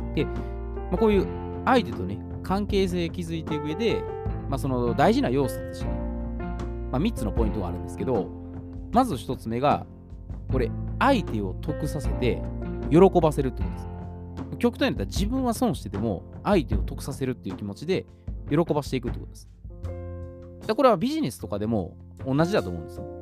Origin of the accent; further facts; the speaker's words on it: Osaka, Japan; 関西出身ですね。私は大阪